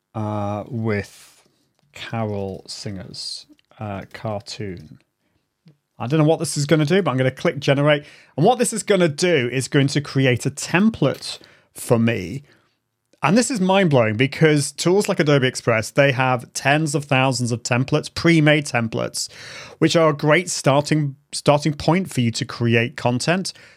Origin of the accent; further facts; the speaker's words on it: United Kingdom; accent: British; my British accent